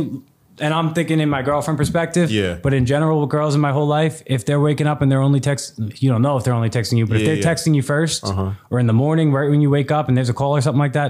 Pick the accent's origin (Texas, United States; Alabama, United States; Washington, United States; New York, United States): New York, United States; New York City; I'm from Staten Island, New York.